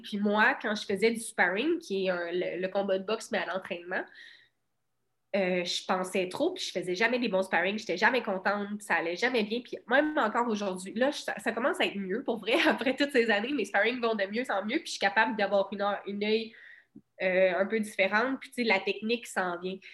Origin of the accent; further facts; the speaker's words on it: Cabano, Quebec, Canada; moved away as an adult; also born or lived in Rivière-du-Loup; je viens de Cabano